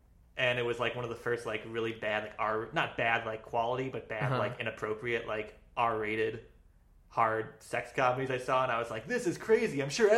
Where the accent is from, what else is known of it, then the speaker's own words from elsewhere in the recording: Indiana, United States; now in Los Angeles, United States; I'm from Indiana.